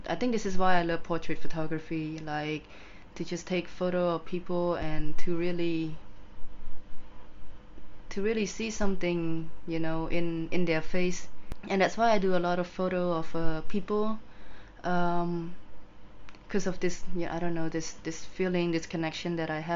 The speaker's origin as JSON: {"language": "English", "country": "Cambodia", "tie": "born or raised there", "also_born_or_lived": "England", "said": "my childhood was pretty okay. It was pretty good. I don't think I was affected by the war because I don't remember anything. But growing up in Cambodia in general"}